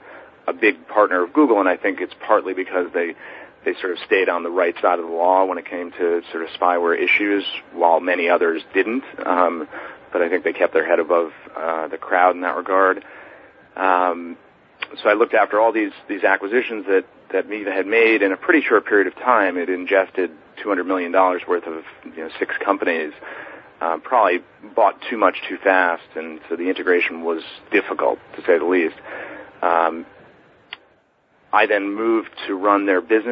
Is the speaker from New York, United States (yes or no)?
yes; New York City, New York, United States; I was born and raised in New York City. I grew up here